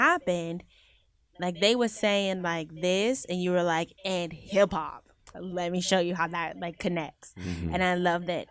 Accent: Houston, Texas, United States; Houston, my hometown.

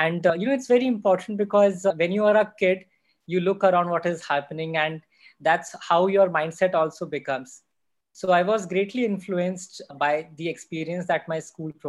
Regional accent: Morena, Madhya Pradesh, India; moved away as an adult; also born or lived in Gwalior / Pune; I'm from Chambal. That's one of the reasons. I was born and brought up in a small town, Morena, and which is very famous again because of the Chambal ravines.

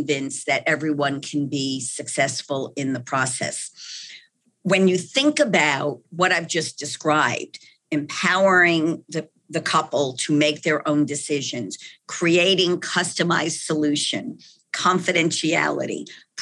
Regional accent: New York, United States; accent: New York; moved away as an adult; now in Texas, United States; that New York accent where I was born and bred

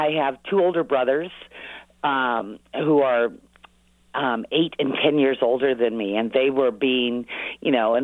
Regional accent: Lafayette, California, United States; moved away as an adult; also born or lived in Los Angeles / Marin County; now in Nevada City, United States; I grew up in the Bay Area in a town called Lafayette next to Walnut Creek

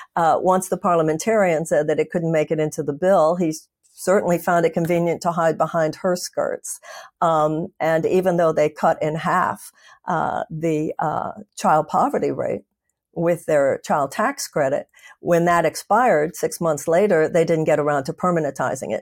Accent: United States; I'm an American

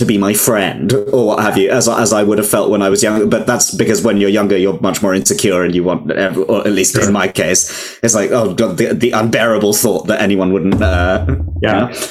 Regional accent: London, United Kingdom; I grew up in Wembley in Northwest London, which was such a like multicultural but predominantly Indian area of London

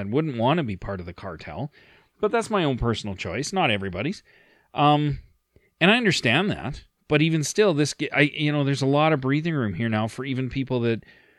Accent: Sault Ste. Marie, Ontario, Canada; My claim is I'm from Sault Ste. Marie, and I'm a rights-bearing Métis

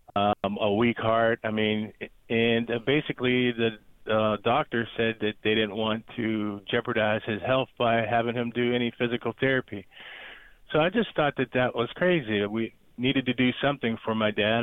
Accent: Erie, Pennsylvania, United States; now in Dallas, Georgia, United States; I'm from Erie, Pennsylvania, and we moved right outside Atlanta, Georgia, called Dallas, Georgia

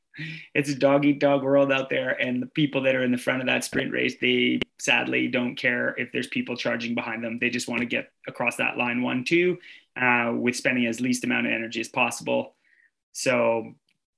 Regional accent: Canada; now in Lillehammer, Norway; as a Canadian

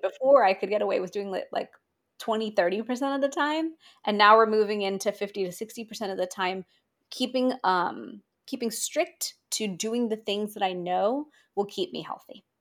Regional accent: India; as an Indian

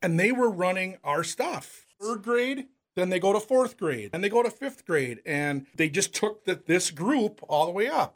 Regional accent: Owatonna, Minnesota, United States; I'm from Wautana

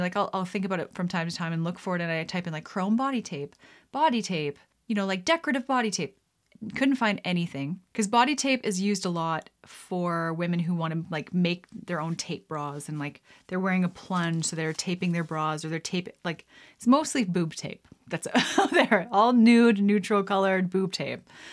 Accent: Canada; I'm a Canadian gal helping my Canadian pals

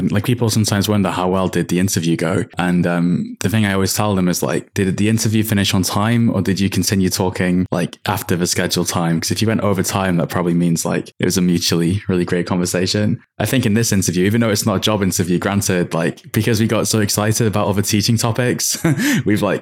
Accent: United Kingdom; as a Brit, I totally get that.

